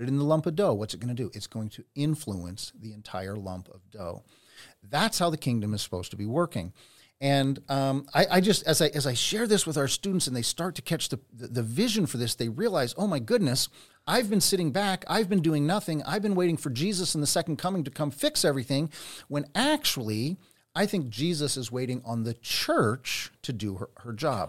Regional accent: Pennsylvania, United States; now in Redding, United States; I grew up in Pennsylvania

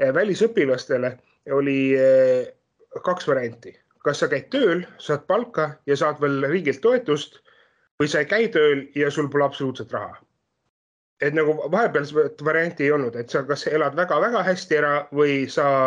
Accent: Estonia; moved away as an adult; now in Denmark; ma olen ise pärit ju Eestist

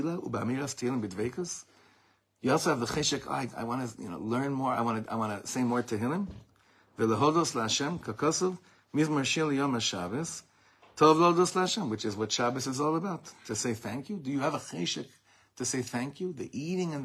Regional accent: Beverly Hills, California, United States; I grew up in Beverly Hills

